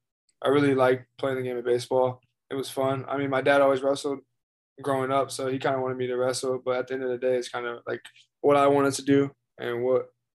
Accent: Frederick, Maryland, United States; now in Knoxville, United States; I'm from Frederick, Maryland.

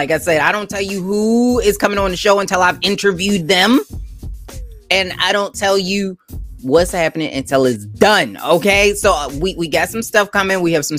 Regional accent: Baltimore, Maryland, United States; Growing up in Baltimore, I appreciate you being here.

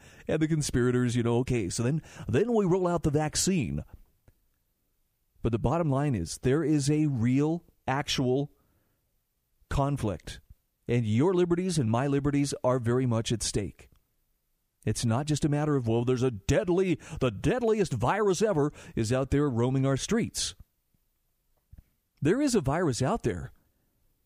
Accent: Utah, United States; my home state of Utah

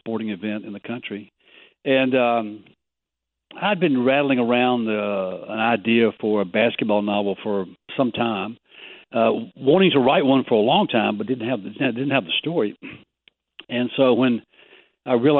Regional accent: Mississippi, United States; I'm from the South. I'm from Mississippi, and we produce a lot of writers.

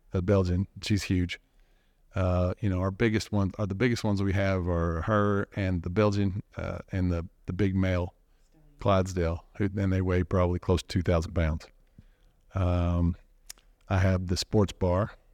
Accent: Dallas, Texas, United States; growing up in Dallas

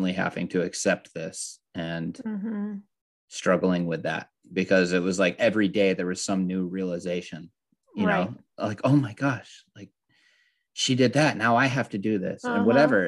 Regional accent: Southern California, United States; I'm from Southern California

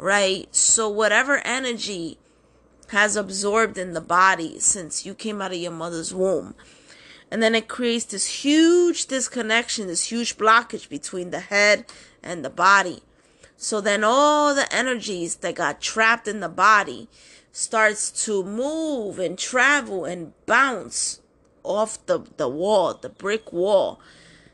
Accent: New York City, New York, United States; I'm born and raised in New York City

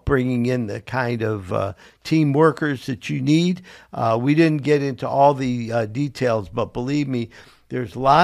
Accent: Cleveland, Ohio, United States; I'm from Cleveland as well

